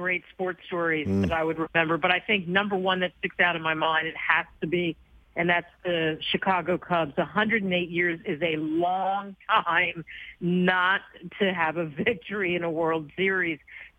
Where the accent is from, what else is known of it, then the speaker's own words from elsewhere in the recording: Canada; So frankly, when I was in Rio, I said, "I'm Canadian."